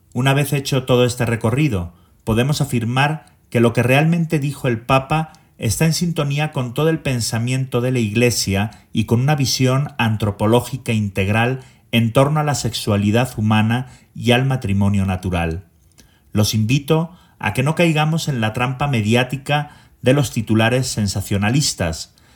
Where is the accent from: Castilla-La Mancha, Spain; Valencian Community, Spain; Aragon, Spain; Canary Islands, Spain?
Aragon, Spain; Zaragoza; moved away as an adult; now in Mexico City, Mexico; Soy originario de Zaragoza, España y llevo en México más de 27 años